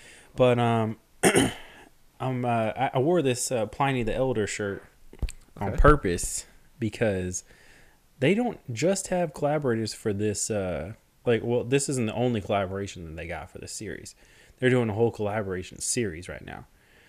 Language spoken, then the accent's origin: English; Long Island, New York, United States; I was born on Long Island.